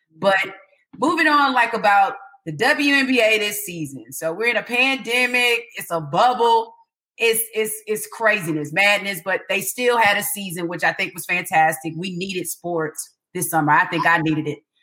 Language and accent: English; Atlanta, Georgia, United States; growing up in Atlanta